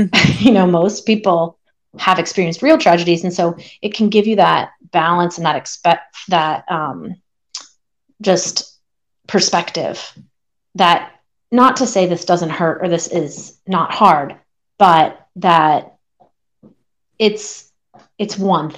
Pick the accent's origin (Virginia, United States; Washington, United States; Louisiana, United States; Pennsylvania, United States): Pennsylvania, United States; I grew up in Pennsylvania, and growing up more on the East Coast, there were just so many options of where you could train